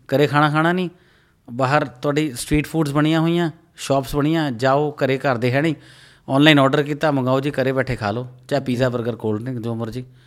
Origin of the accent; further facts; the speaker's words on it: Punjab, India; ਆਪਣੀ ਸਟੇਟ ਨੂੰ ਆਪਣੀ ਫੈਮਿਲੀ ਨੂੰ ਆਪਣੇ ਮੋਰਲਸ ਨੂੰ ਆਪਣੀ ਜੜ੍ਹਾਂ ਨੂੰ ਜਿੱਥੋਂ ਅਸੀਂ ਜੰਮੇ ਪਲੇ ਆ